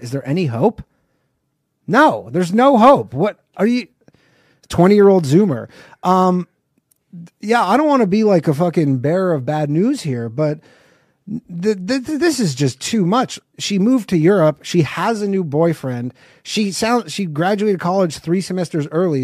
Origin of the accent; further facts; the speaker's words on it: Canada; I'm not from America. I'm from Canada